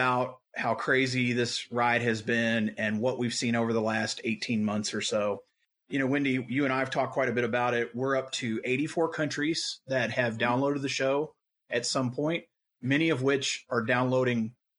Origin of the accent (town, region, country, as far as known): Louisville, Kentucky, United States